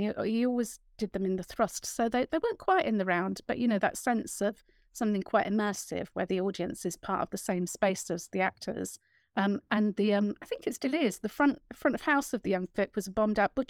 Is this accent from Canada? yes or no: no; London, United Kingdom; moved away; growing up in a London council estate